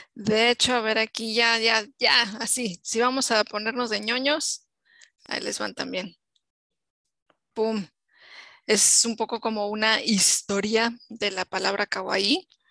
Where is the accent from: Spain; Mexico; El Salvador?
Mexico; como mujer mexicana, que he vivido en México muchos años